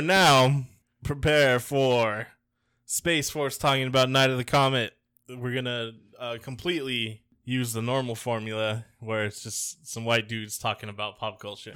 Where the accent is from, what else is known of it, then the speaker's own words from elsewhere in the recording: Tampa, Florida, United States; I grew up in Tampa